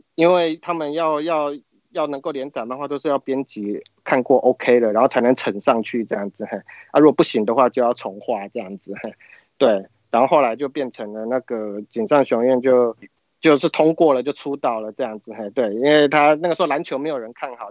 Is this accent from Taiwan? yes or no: yes; Taiwan; 就是我们小时候在台湾的人都会看他的励志书啊